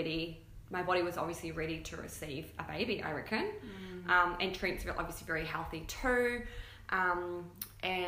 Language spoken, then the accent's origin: English; New Zealand; now in Gold Coast, Australia; And we live here on the Gold Coast. I'm from New Zealand originally, though.